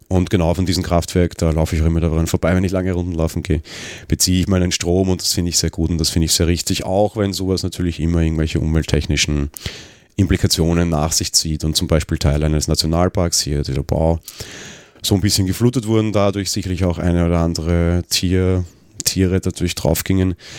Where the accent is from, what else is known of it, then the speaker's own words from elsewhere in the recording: Vienna, Austria; Ich bin Wiener, ich wohne am Stadtrand.